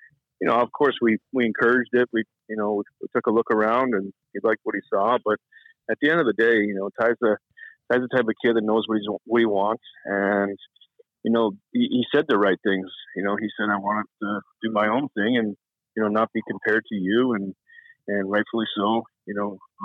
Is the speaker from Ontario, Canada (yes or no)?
yes; Toronto, Ontario, Canada; I grew up in Toronto